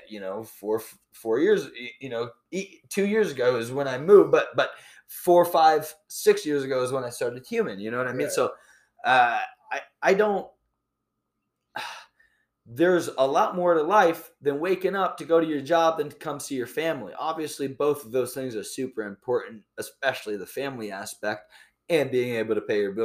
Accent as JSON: {"language": "English", "region": "Iowa", "country": "United States", "tie": "born or raised there", "said": "I was born and raised in Iowa"}